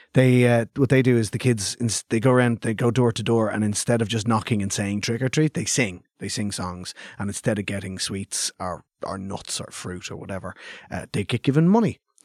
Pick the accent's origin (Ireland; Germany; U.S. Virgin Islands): Ireland; Clondalkin, Leinster; I grew up in Clondalkin